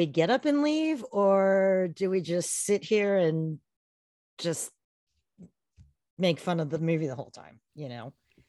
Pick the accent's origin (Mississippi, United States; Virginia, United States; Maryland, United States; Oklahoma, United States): Maryland, United States; Bethesda; moved away as an adult; now in Australia; I grew up in Bethesda, Maryland, which is just outside of Washington, D.C.